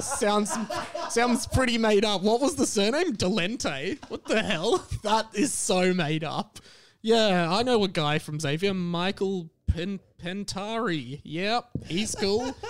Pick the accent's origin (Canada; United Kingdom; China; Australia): Australia; Melbourne, Victoria; I grew up in Kew.